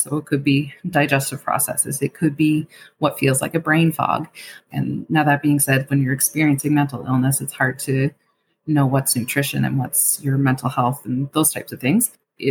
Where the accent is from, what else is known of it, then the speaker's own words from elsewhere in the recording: Queens, New York, United States; Now, I grew up in Queens County, and I know not everybody has those resources.